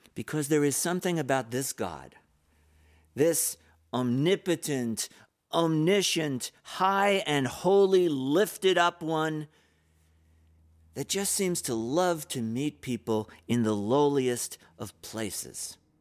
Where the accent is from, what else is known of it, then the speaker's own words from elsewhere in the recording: New York, United States; my little apartment when I was growing up in New York